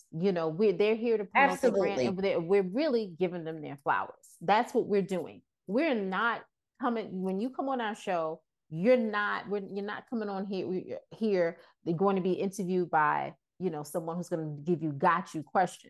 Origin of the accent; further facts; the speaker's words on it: the South, United States; I'm from the South, and Tamron's like, I'm from the South too.